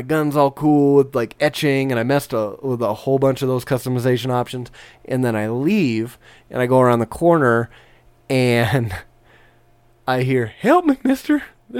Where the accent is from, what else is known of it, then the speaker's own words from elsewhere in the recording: Southern California, United States; moved away; I grew up in Southern California, okay.